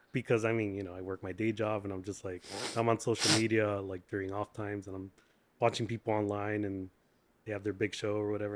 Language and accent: English; Santa Ana, California, United States; now in Long Beach, United States; born and bred in Santa Ana